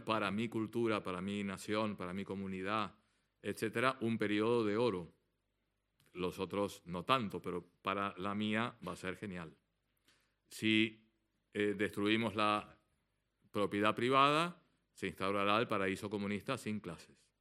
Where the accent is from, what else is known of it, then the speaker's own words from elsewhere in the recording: Argentina; como buen argentino